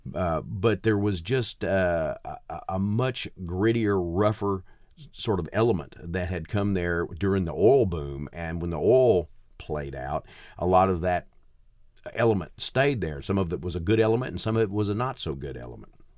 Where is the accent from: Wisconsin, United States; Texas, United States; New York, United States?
Texas, United States; Gladewater; also born or lived in Mount Enterprise, Texas / Nacogdoches, Texas; I grew up in a place called Gladewater, which is a uh, even smaller is about four thousand, uh, people